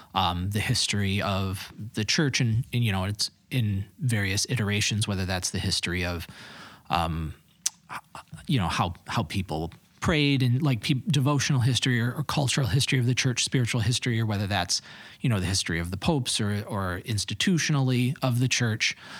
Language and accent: English; east side of Michigan, United States; moved away as an adult; now in Holland, United States; born and bred Michigander. I'm from the east side of the state. So I grew up there